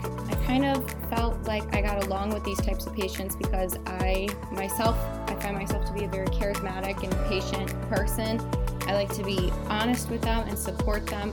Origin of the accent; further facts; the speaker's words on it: Rochester, New York, United States; I currently live and I'm from Rochester, New York